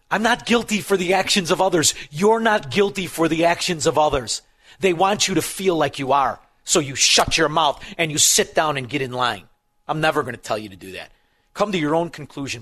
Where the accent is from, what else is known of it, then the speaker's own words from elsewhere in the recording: Melrose Park, Illinois, United States; now in Elmwood Park, United States; I'm from Melrose Park. I live in Elmwood Park. People accuse me of having an accent